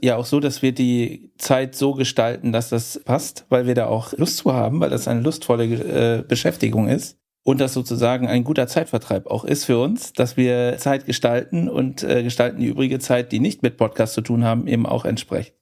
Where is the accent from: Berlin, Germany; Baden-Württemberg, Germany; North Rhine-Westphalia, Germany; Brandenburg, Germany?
North Rhine-Westphalia, Germany; Cologne; Für mich als Kölner